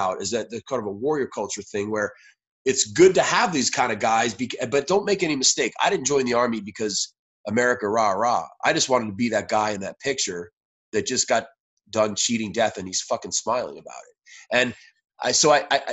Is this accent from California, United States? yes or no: no; New York City, New York, United States; moved away as an adult; I was born in New York City.